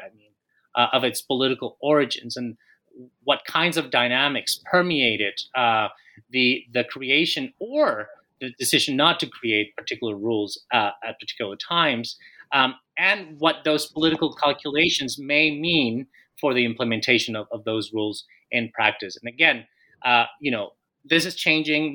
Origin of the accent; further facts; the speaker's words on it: Colombia; moved away as an adult; also born or lived in Minnesota; I am Colombian. I was born and raised in Colombia